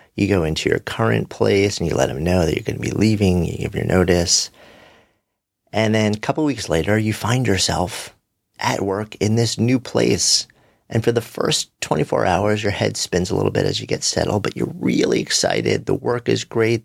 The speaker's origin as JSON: {"language": "English", "region": "New York", "country": "United States", "said": "As a New Yorker, who is connected to the pulse of this place and the people here"}